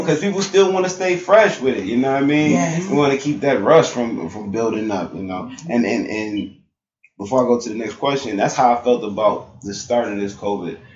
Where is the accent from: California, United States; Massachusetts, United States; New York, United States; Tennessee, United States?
New York, United States; Buffalo; I grew up in like the Perrys and the mm-hmm. Langfield